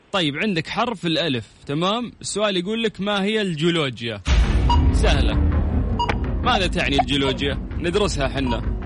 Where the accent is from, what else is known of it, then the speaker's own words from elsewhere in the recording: Saudi Arabia; عندنا في السعوديه